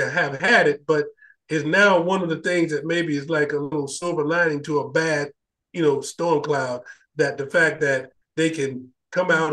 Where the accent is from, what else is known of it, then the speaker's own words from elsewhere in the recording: the southern United States, United States; the southern part of the United States